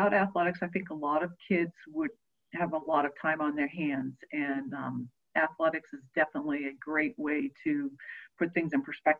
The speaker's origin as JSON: {"language": "English", "region": "Maine", "country": "United States", "tie": "born or raised there", "also_born_or_lived": "Massachusetts", "moved": "yes", "said": "I grew up in Maine, long way from here"}